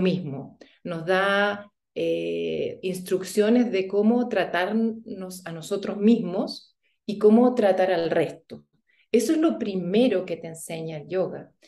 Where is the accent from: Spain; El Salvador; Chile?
Chile; moved away as an adult; also born or lived in Germany; yo crecí en Chile y fuimos a Alemania a vivir